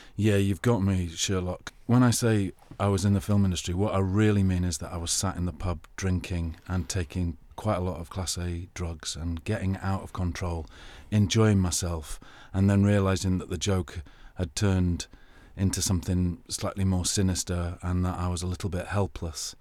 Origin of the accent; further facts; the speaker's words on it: England, United Kingdom; accent: English; I'm an English guy with a very attractive English accent